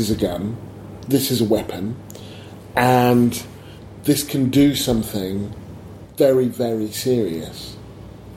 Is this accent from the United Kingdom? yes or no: yes; Stevenage, East of England, United Kingdom; I grew up in Stevenage